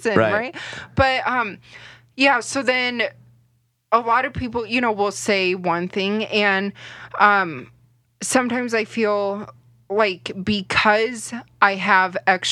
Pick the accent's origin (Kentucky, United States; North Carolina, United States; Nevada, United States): Nevada, United States; Las Vegas; Born and raised in Vegas